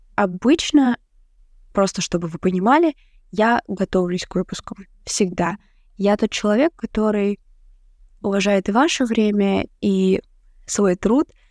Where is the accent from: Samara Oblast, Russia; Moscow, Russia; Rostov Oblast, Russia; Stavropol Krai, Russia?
Rostov Oblast, Russia; Rostov-on-Don; moved away as an adult; now in Saint Petersburg, Russia; я также работала администратором только у себя в родном городе, в Ростове